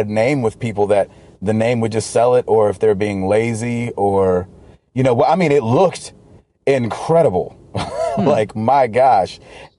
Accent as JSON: {"language": "English", "region": "the South", "country": "United States", "said": "I'm from the South."}